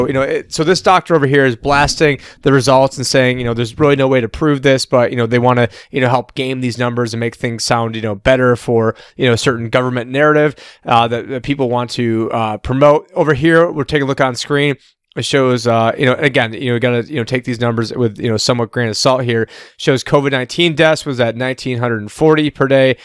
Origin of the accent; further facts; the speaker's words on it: Syracuse, New York, United States; moved away; Syracuse. That is my hometown. Almost my entire family lives there.